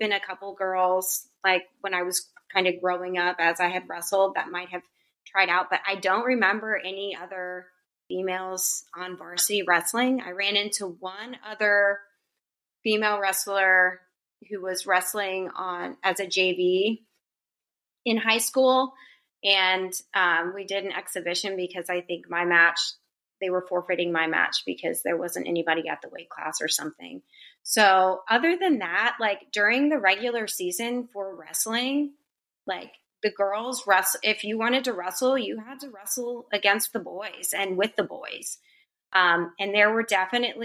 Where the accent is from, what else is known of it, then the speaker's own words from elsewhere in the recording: Pennsylvania, United States; now in Florida, United States; growing up in Pennsylvania, like, wrestling, and specifically in the winter, was the sport to do.